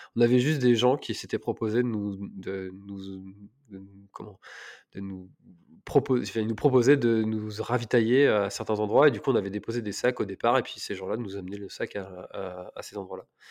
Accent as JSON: {"language": "French", "town": "Telgruc-sur-Mer", "region": "Brittany", "country": "France", "also_born_or_lived": "Paris", "said": "je suis originaire de Telgruc, donc la presqu'île de Crozon"}